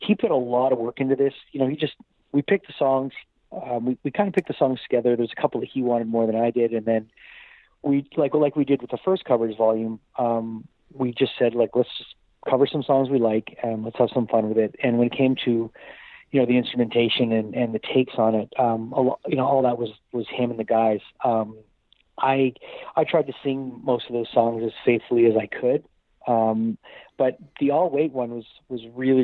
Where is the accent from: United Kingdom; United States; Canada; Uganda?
Canada; a lot of us growing up in Canada